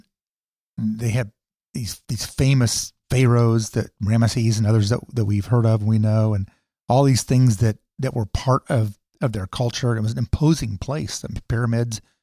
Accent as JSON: {"language": "English", "country": "United States", "said": "I'm a Christian and I'm an American"}